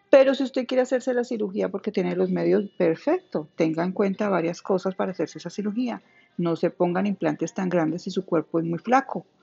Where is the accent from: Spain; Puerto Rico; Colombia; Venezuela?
Colombia; solo ser colombiana.